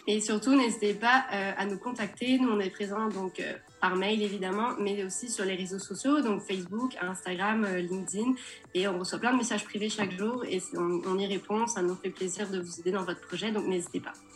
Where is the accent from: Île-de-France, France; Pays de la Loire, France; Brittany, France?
Pays de la Loire, France; Nantes; moved away as an adult; now in Montreal, Canada; je viens de Nantes